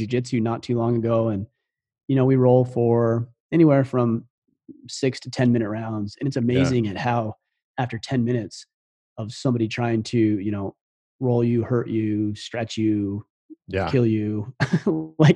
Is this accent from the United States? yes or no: yes; Southern Utah, United States; moved away as an adult; I grew up in Southern Utah.